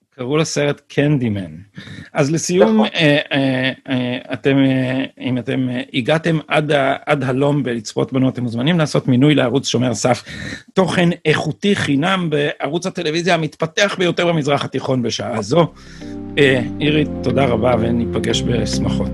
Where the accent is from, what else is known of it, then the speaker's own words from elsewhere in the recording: Jerusalem, Jerusalem District, Israel; now in Tel Aviv, Israel; ואני לא גדלתי ברחביה, גדלתי בנווה שאנן